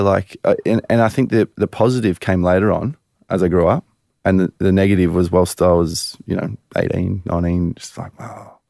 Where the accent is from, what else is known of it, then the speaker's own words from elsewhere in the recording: Culburra Beach, New South Wales, Australia; We grew up in Coolbarra Beach.